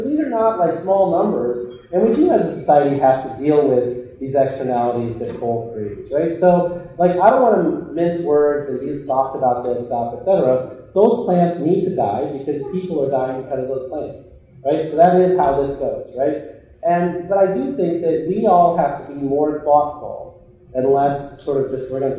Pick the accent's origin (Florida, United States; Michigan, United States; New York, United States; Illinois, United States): Illinois, United States; my hometown that I grew up in Illinois